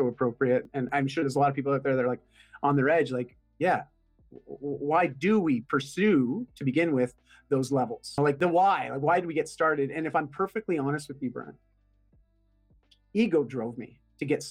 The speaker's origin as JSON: {"language": "English", "country": "Canada", "first_language": "English", "said": "I'm Canadian."}